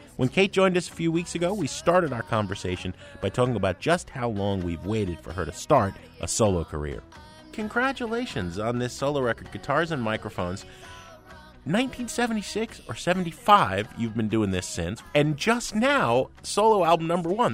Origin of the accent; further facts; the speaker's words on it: Hoboken, New Jersey, United States; I grew up in Hoboken, just next door to where you grew up